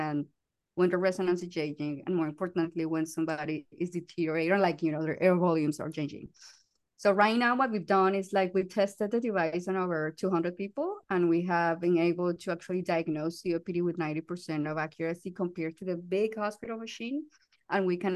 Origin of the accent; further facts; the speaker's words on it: Colombia; English is a second language; moved away; I'm from Colombia, as you can notice by the accent